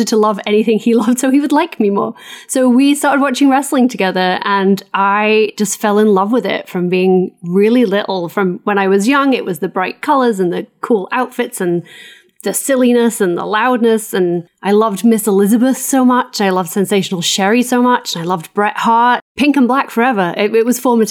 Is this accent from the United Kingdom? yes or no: yes; England, United Kingdom; moved away as an adult; also born or lived in New York; now in Los Angeles, United States; I live in California now. As you can tell, I'm English originally. Now an American citizen